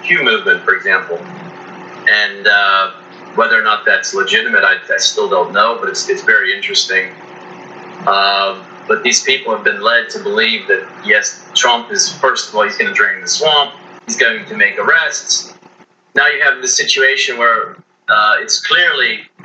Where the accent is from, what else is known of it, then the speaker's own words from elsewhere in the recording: United States; as an American